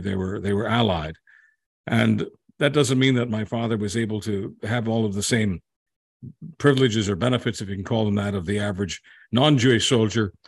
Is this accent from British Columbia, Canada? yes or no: no; Montreal, Quebec, Canada; moved away as an adult; also born or lived in Hungary / Calgary / Alberta; I got a job at my hometown, radio station hometown being, uh, Montreal, which is where we landed after, uh, the Hungarian Revolution. We were political refugees, so we landed in Montreal when I was, uh, two years old